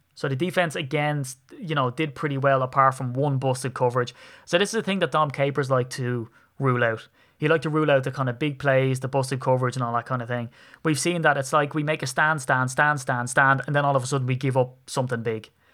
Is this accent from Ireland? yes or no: yes; Ireland; I'm an Irishman